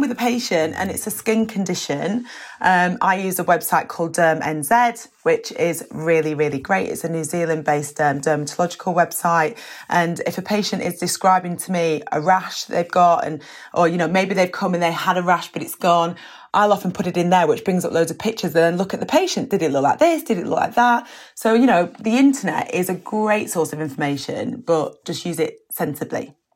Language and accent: English; United Kingdom